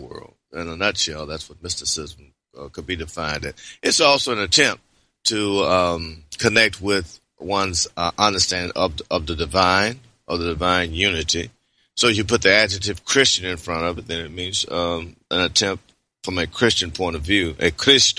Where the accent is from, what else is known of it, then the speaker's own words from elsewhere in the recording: Memphis, Tennessee, United States; moved away as an adult; also born or lived in Decatur, Georgia / Berkeley, California; I grew up in Memphis, Tennessee, and grew up in the Pentecostal church there